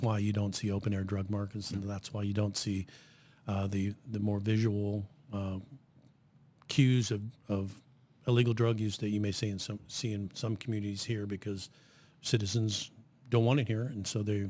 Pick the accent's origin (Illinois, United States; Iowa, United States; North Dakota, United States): Iowa, United States; Southeast; moved away as an adult; also born or lived in Hastings, Nebraska; now in Lincoln, United States; I'm originally from Southeast Iowa